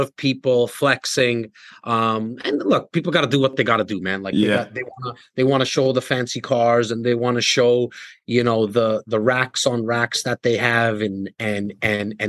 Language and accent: English; Toronto, Ontario, Canada; I came from a rough place, the north part, the most northern part in Toronto, in an area called Rexdale